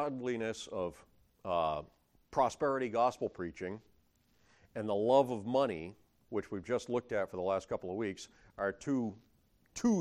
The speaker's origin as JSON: {"language": "English", "town": "Sullivan", "region": "New Hampshire", "country": "United States", "said": "I'm from Sullivan, New Hampshire"}